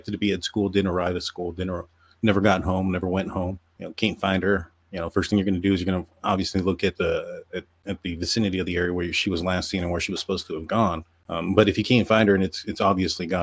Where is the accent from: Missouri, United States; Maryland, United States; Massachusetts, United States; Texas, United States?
Texas, United States; we are from Texas